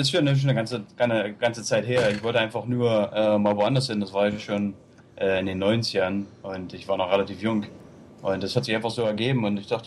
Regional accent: East Germany, Germany; ich bin in der DDR aufgewachsen und dann nach der Wende, ich wollte einfach was Neues erleben

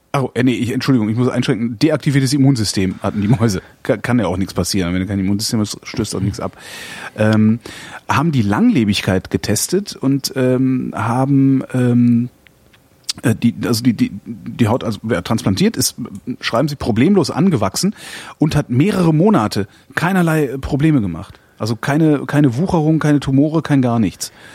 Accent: Germany; wir sind halt Deutsche

